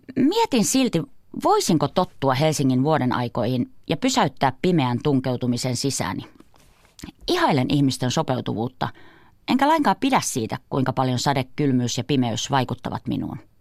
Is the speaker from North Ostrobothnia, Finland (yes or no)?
yes; Kuusamo, North Ostrobothnia, Finland; moved away; Olen kotoisin Kuusamosta, napapiirin eteläpuolelta.